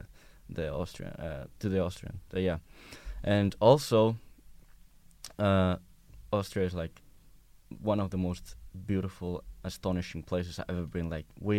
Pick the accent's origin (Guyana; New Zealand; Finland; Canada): Finland; I'm from Finland